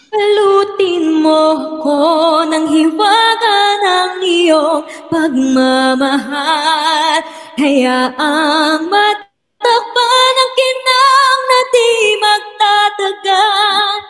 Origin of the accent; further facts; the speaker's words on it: Parañaque, Metro Manila, Philippines; taga sa amin sa Paranaque.